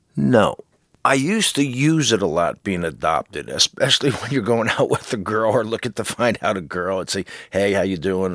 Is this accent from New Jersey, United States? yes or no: yes; New Jersey, United States; I'm a jock from New Jersey